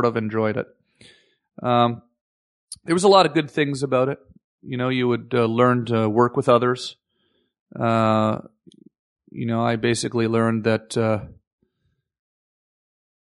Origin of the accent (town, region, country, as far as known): Canada